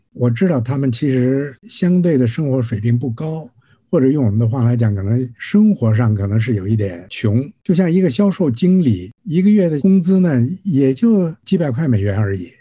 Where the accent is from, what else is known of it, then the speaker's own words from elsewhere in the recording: Singapore; 我是新加坡的